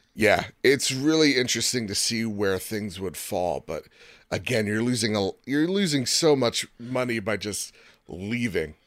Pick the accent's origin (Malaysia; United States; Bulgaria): United States; I'm from the United States of America, where we got freedoms, democracy, and bureaucracy here